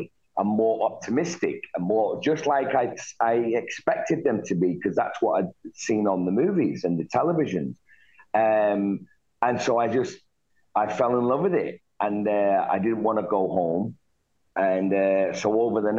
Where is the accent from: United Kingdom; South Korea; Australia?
United Kingdom; Manchester, North West England; moved away as an adult; now in United States; I was born in Manchester, in the city of Manchester, England, and I lived there in a tough part of that town